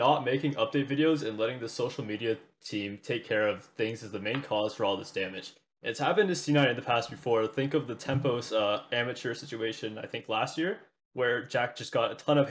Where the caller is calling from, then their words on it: Ontario, Canada; I'm from Ontario, Canada.